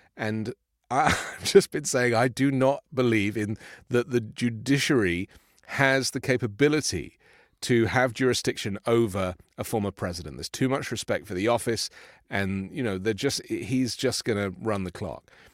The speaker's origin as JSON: {"language": "English", "country": "United Kingdom", "moved": "yes", "said": "from my home country"}